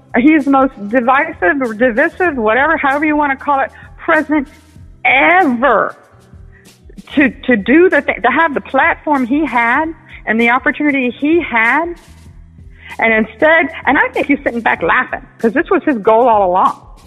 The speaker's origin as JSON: {"language": "English", "country": "United States", "tie": "born or raised there", "said": "I'm an American. I'm born in America. My parents were born in New York City"}